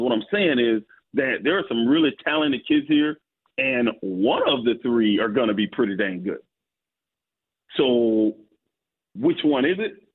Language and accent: English; Florida, United States; moved away; I grew up in Florida